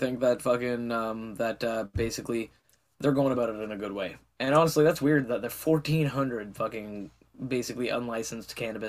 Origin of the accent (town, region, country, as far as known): Canada